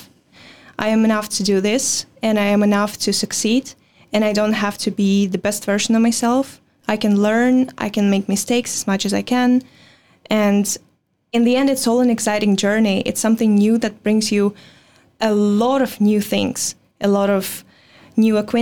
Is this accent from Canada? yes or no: no; Belarus; English is a second language; moved away as an adult; now in Netherlands; I was born in Belarus